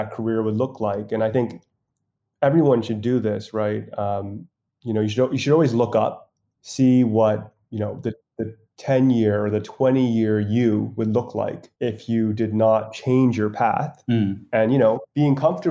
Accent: Hong Kong; I'm originally from Hong Kong

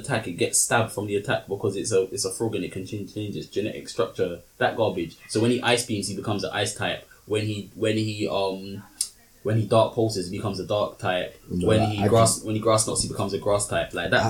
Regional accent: United Kingdom; Well, we're British, though.

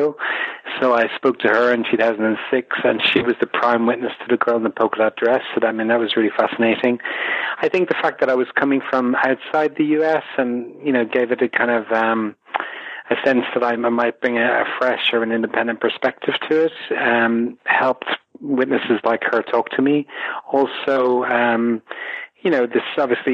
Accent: Ireland; I'm Irish and I come from a Kennedy-loving nation

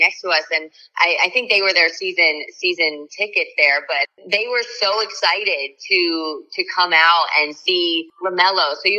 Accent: Pennsylvania, United States; now in Charlotte, United States; I'm from Pennsylvania. So, you know, I'm used to going to Philly

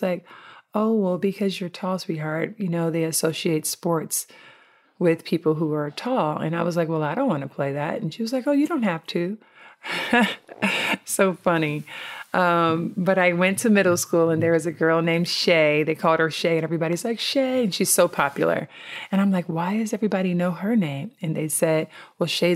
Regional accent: Compton, California, United States; I grew up in Compton, California

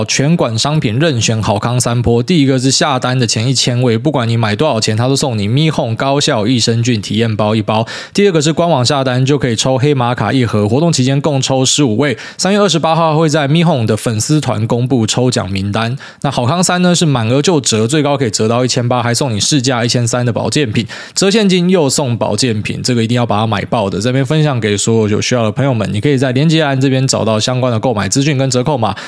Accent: Taiwan; 所以身为台湾人

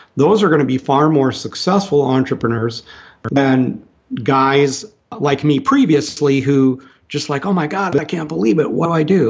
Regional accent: Minnesota, United States; also born or lived in Texas; now in Indiana, United States; my youth in Minnesota

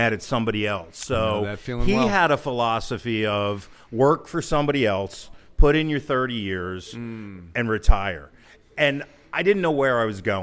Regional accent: Hazlet, New Jersey, United States; I grew up here in Hazlitt

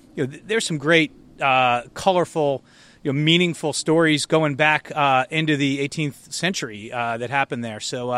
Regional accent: Annapolis, Maryland, United States; Yeah, so I grew up in Annapolis, went to St. Mary's Elementary School and St. Mary's High School, and learned to sail here.

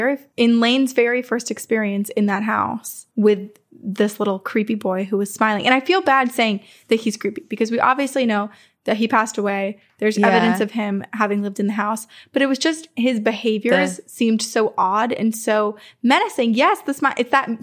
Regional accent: South Carolina, United States; I'm unsure if y'all know this low country legend. I was raised in South Carolina, where the Gullah people are located.

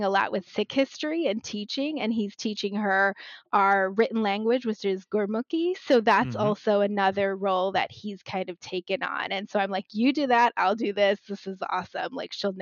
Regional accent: Maryland, United States; now in New Jersey, United States; I was born and raised in Maryland, but I'm in New Jersey

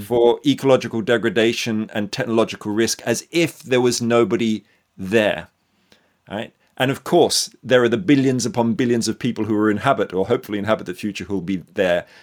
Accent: Australia; I'm born and bred in Australia

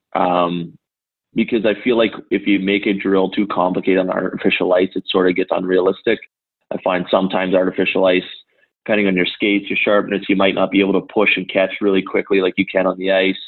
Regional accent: St. Stephen, New Brunswick, Canada; I grew up in St. Stephen, New Brunswick, which is a small town right on the border of Maine

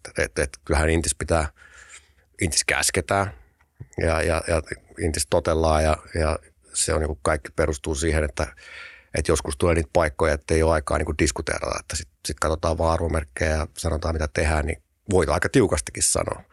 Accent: Tampere, Pirkanmaa, Finland; also born or lived in Riihimäki; mä oon syntynyt Tampereella, sitten semmoinen musta hetki, mä asunut Riihimäellä nuoruuden, mutta sitten sit, mä en kerro koskaan kenellekään, mutta sit mä oon syntynyt Tampereella ja asunut Tampereella

